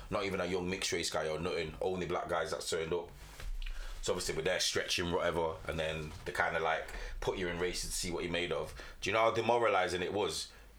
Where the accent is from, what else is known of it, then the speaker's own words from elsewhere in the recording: Jamaica; Like, as a Jamaican, you love athletics.